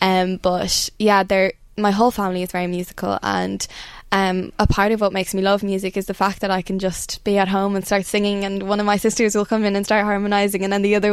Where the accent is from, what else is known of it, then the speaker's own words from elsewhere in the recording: Rathcarran, Ireland; growing up in Rathcarn